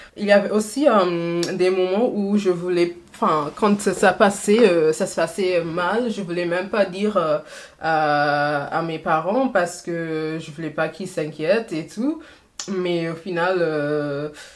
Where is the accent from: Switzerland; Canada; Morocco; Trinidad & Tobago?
Trinidad & Tobago; French is a second language; moved away as an adult; now in France; j'ai fait jusqu'à euh, mon M2 à Trinity et Tobago